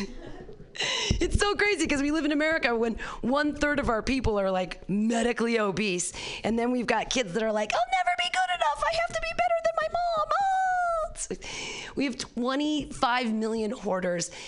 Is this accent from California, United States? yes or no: yes; Danville, California, United States; born or raised there